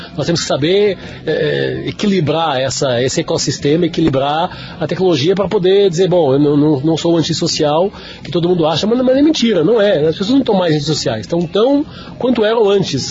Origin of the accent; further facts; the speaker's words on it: Lisbon, Portugal; moved away as an adult; now in São Paulo, Brazil; sou português de Lisboa, moro no Brasil desde 2011